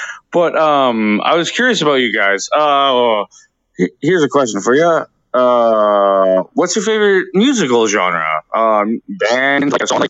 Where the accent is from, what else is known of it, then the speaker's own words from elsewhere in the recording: Canada; as a Canadian